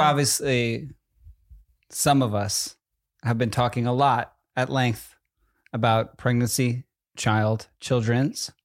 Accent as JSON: {"language": "English", "region": "New Jersey", "country": "United States", "said": "I'm from Jersey"}